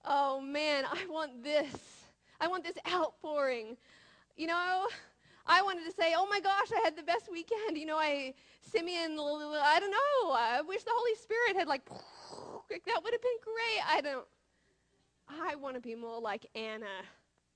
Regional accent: Australia; now in United States; I'm from Australia, but now I live in America

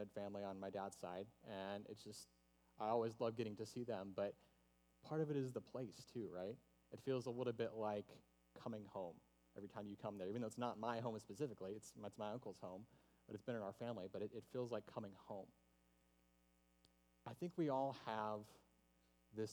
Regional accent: the South, United States; I'm from the South. And home and tradition and hospitality are all really big values there

